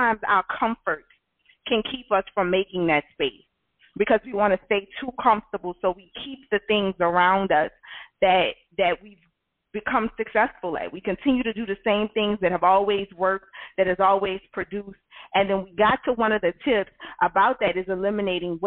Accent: Louisiana, United States; I'm from the South. I live in Louisiana all my life.

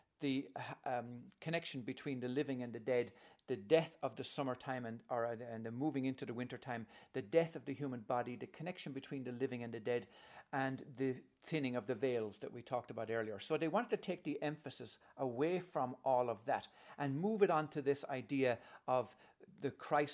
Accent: Ireland; I'm coming from Holy Catholic Ireland, where I was an altar boy and I was going to be a priest

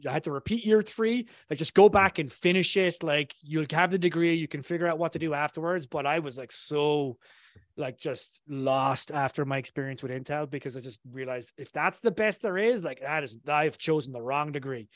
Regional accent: south of Ireland, Ireland; accent: Irish; I come from Ireland originally, so I grew up in a tiny, town in, uh, the south of Ireland

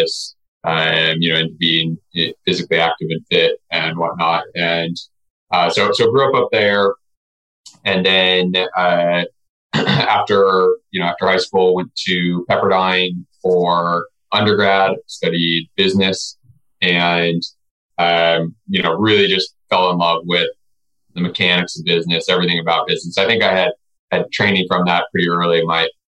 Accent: Nevada City, California, United States; I grew up in Northern California in a small town that most people have never heard of called Nevada City.

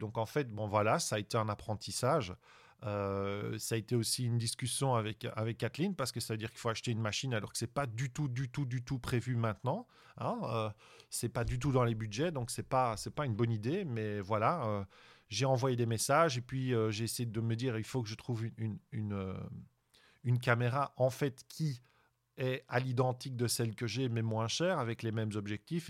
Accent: Belgium; je suis belge

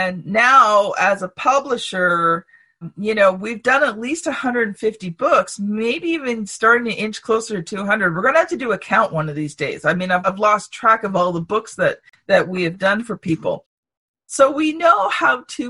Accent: Canada; I'm a Canadian

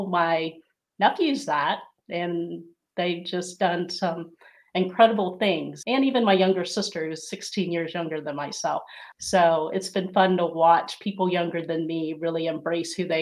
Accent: Ohio, United States; There's not very many Filipinos where I grew up in a small rural area in Ohio.

